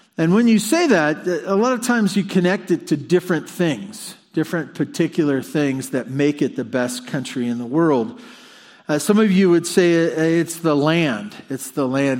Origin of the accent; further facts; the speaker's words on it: Santa Barbara, California, United States; I was born in Santa Barbara at Cottage Hospital